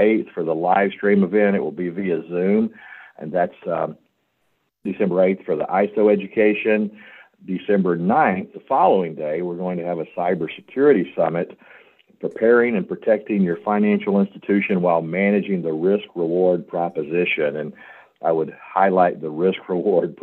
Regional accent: Memphis, Tennessee, United States; also born or lived in St. Louis; I'm from Memphis, home of the blues, birthplace of rock and roll

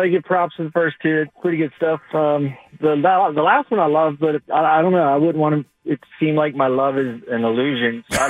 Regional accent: New Smyrna Beach, Florida, United States; I'm from New Smyrna.

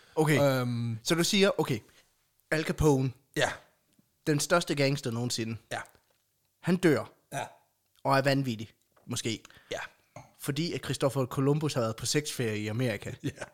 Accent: Aulum, Central Denmark Region, Denmark; i Aulum, hvor jeg voksede op

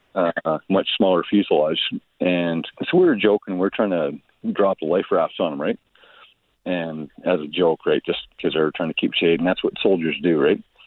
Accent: Detroit area, Southern Ontario, Canada; growing up around Southern Ontario, Detroit area

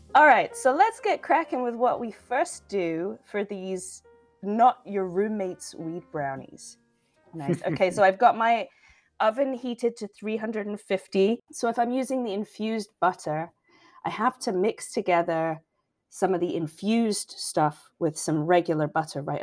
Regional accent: England, United Kingdom; now in United States; an English person

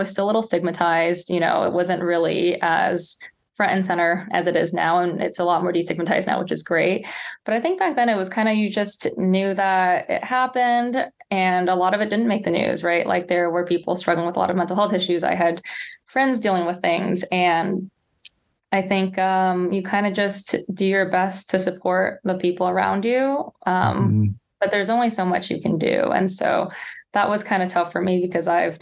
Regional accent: San Jose, California, United States; also born or lived in Palo Alto, California / Princeton, New Jersey; So I'm from the Bay Area. So I grew up in San Jose, Palo Alto in the Bay Area

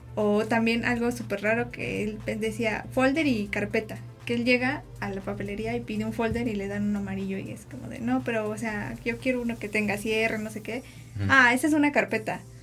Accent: Puebla, Mexico; yo soy acá de Puebla

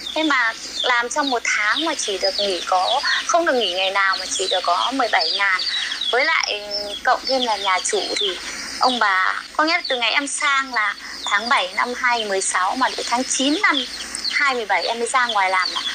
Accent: Đoan Hùng, Phú Thọ, Vietnam; moved away as an adult; also born or lived in Chiayi, Taiwan; em quê ở đoạn Hùng Phú Thọ

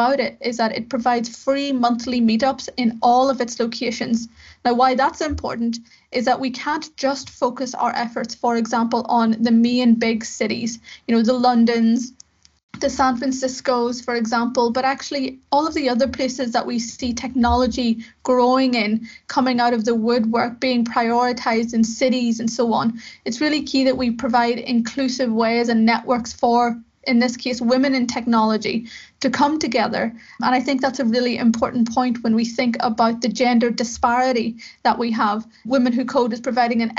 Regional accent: Belfast, Northern Ireland, United Kingdom; went to work in a local software house in Belfast in the north of Ireland, where I'm from. As you can maybe tell by my accent

